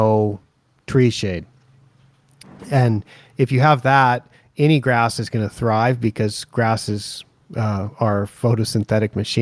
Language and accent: English; Portland, Oregon, United States; moved away; my hometown of Portland, Oregon